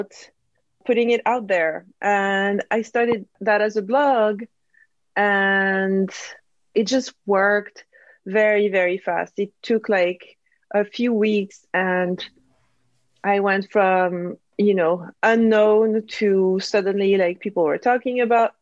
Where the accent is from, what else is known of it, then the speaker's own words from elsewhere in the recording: Corsica, France; English is a second language; moved away as an adult; also born or lived in south of France / Paris; I come from Corsica, a little island.